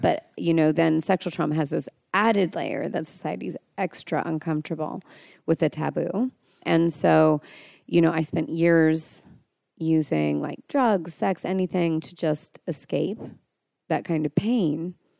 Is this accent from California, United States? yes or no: yes; Mendocino, California, United States; I grew up there